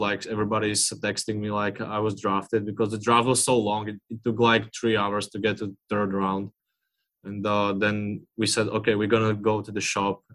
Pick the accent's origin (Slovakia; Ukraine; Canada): Slovakia; English is a second language; now in Seattle, United States